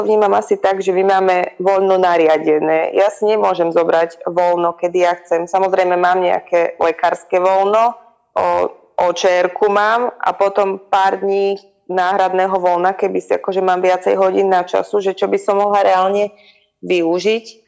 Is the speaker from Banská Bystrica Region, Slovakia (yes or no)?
yes; Hriňová, Banská Bystrica Region, Slovakia; ja som z Hriňovej, to je také malé mestečko, my sme tam labák nemali moc